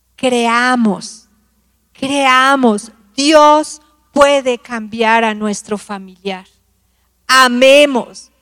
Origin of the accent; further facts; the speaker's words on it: Tabasco, Mexico; now in Mexico City, Mexico; Yo soy tabasqueño, mi esposo es de aquí del DF